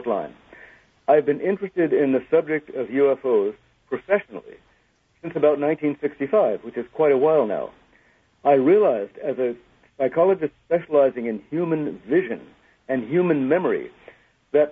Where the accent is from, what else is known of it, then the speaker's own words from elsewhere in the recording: United States; I am an American, a dual national